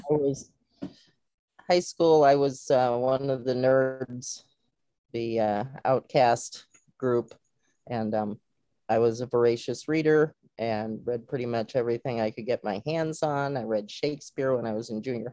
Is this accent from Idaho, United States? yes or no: no; Cuyahoga Falls, Ohio, United States; my hometown, Cuyahoga Falls, Ohio